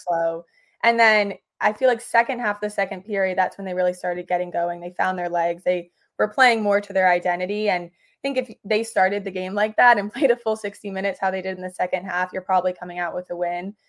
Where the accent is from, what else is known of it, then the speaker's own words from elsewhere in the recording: New York City, New York, United States; moved away as an adult; now in Boston, United States; grew up in the city about 15 minute walk from Madison Square Garden.